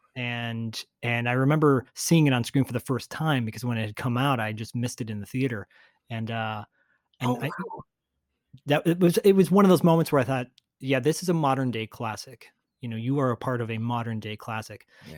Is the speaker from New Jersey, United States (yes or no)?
no; outside of Detroit, Michigan, United States; I grew up outside of Detroit